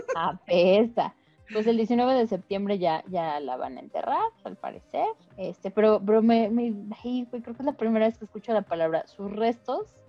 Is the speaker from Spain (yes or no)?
no; Mexico